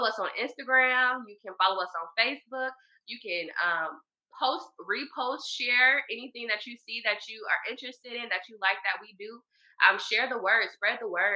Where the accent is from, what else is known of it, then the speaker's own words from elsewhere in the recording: Marietta, Georgia, United States; I'm from Marietta, Georgia, born and raised.